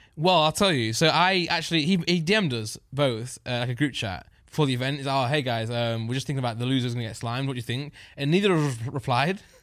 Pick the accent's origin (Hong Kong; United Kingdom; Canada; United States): United Kingdom; I'm just British